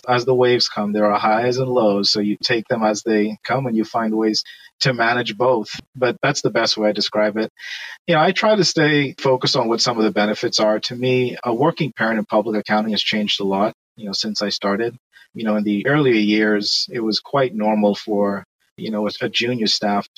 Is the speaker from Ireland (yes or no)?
no; Bahamas; moved away as an adult; now in United States; I'm from the Bahamas